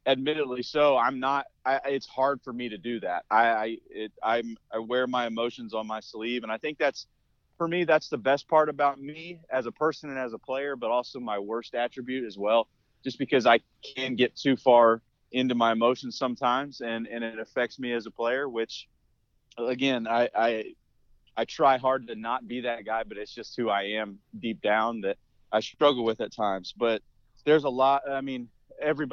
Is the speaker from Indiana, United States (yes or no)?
yes; Indiana, United States; growing up in the Midwest, growing up in Indiana